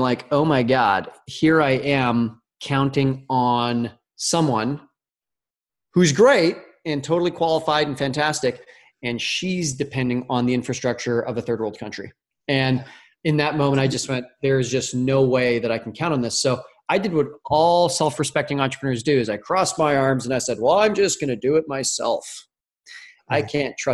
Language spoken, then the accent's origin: English; St. Albert, Alberta, Canada; I'm Canadian. So obviously I played hockey growing up in the Great White North, up in a city called St. Albert, which is a suburb of Edmonton.